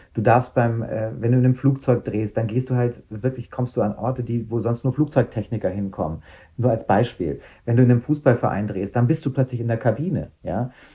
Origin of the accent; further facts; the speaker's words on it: Munich, Bavaria, Germany; für mich als Münchner